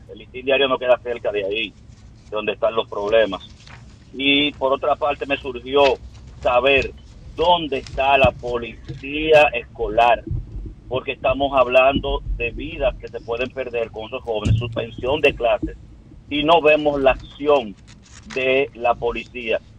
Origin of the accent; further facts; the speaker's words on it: Dominican Republic; Y eso es algo que nosotros como dominicanos deberíamos resaltarlo.